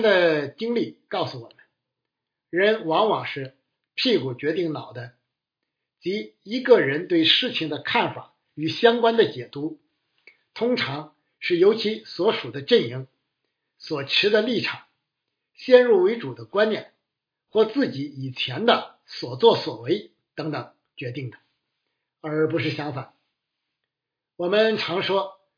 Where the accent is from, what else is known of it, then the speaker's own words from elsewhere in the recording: China; 我们中国人